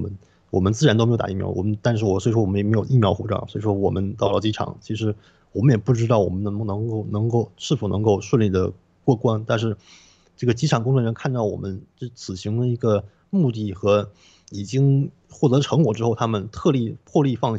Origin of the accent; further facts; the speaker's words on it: Canada; 但是其实对于我们加拿大人来说，那点寒冷其实算不上什么。